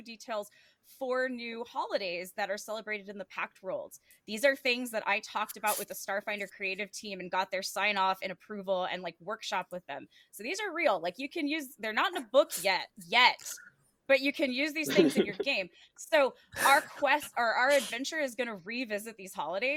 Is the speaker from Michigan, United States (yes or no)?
no; Texas, United States; Texas, which is my home state